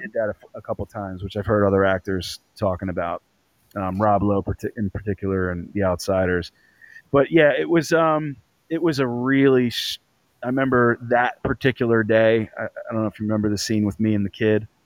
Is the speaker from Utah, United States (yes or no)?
no; Philadelphia, Pennsylvania, United States; I grew up playing football in North Philly